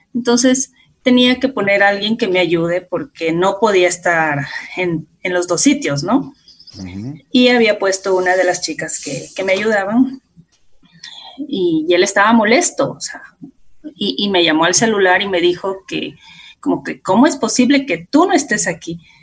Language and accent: Spanish; La Unión, Esmeraldas, Ecuador; yo vengo de Esmeraldas, exactamente de un pueblito que se llama La Unión, antes, ah, de, antes de Quinindé